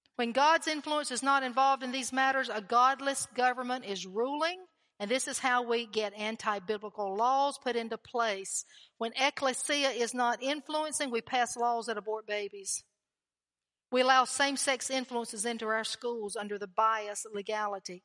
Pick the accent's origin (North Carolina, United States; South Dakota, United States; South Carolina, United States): North Carolina, United States; North Carolina